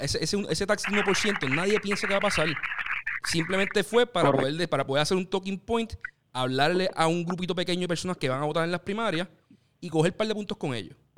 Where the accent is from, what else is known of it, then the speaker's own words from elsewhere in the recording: Puerto Rico; yo como puertorriqueño y como persona que quiero que, Puerto Rico crezca